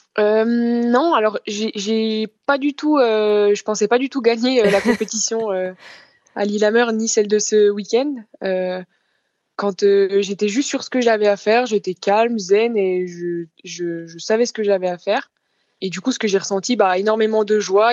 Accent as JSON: {"language": "French", "town": "Chaux-Neuve", "region": "Bourgogne-Franche-Comté", "country": "France", "tie": "born or raised there", "said": "chez moi à Chauneuf dans le Jura, plus particulièrement dans le Doubs"}